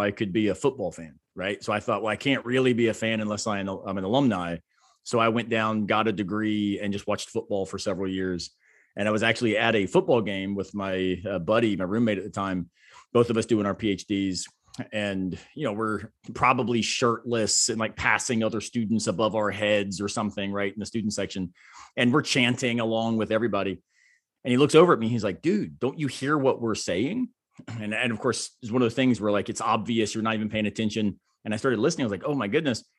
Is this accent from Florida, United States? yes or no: yes; Tampa, Florida, United States; now in Greenville, United States; I grew up in Tampa, Florida